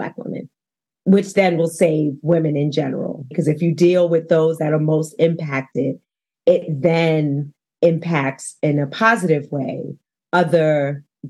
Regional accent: New York City, New York, United States; moved away as an adult; now in Denver, United States; I was born and raised in Harlem

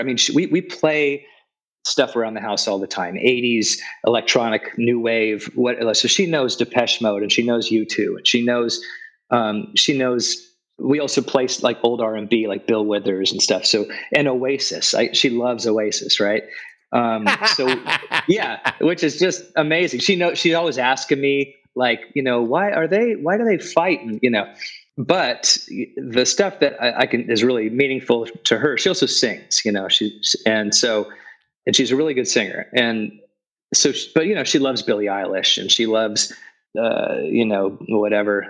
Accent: Los Angeles, California, United States; I grew up in Sun Valley, which is just north of North Hollywood

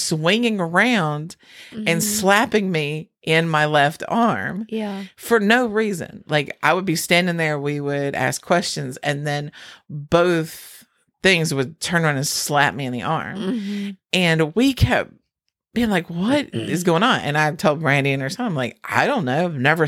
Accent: North Carolina, United States; we're from North Carolina.

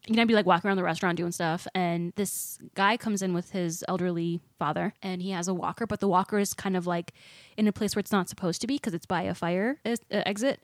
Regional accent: Walworth County, Wisconsin, United States; I grew up in Wisconsin, like in Walworth County

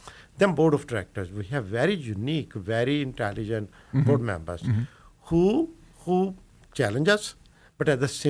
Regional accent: India; moved away as an adult; So you know, I came from India in 1978. Just like everybody, every immigrant, land of opportunities, looking for new opportunities

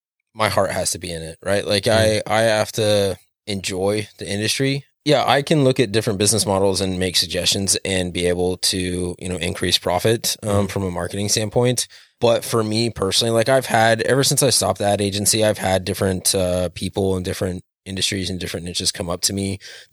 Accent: Hermiston, Oregon, United States; Hermiston is hometown. I grew up outside of Hermiston for most of it, but yeah, this is my stomping grounds.

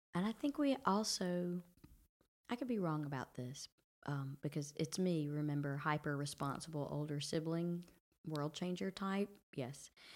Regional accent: Brundidge, Alabama, United States; moved away as an adult; also born or lived in Georgia; here I am from Brundage, Alabama

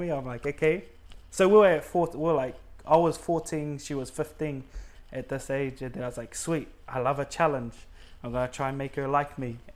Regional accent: Auckland, New Zealand; Okay, so I'm from New Zealand, um, Auckland, born and bred in GI. A lot of Cook Islanders there. Yeah, so we were born and bred in GI, Point England.

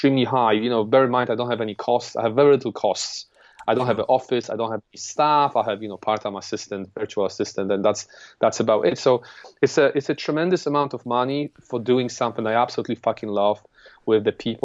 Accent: Poland; English is a second language; moved away as an adult; now in London, United Kingdom; I'm an immigrant from Poland. I came here 11 years ago at the age of 22

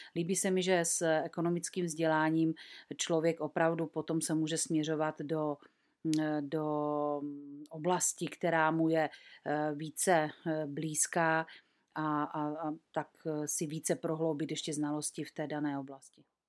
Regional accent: Czechia; tady u nás v Čechách

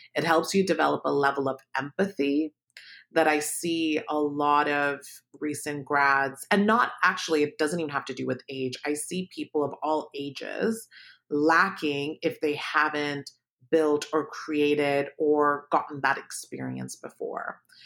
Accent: Palo Alto, California, United States; also born or lived in Pakistan; I grew up in Palo Alto, I was not affluent, um, we moved there from Pakistan when I was seven

